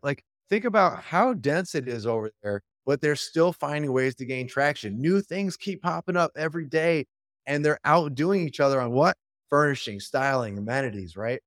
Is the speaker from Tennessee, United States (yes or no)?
no; Royal Oak, Michigan, United States; Detroit area. Yep, there's a city called Royal Oak. I'm from Royal Oak.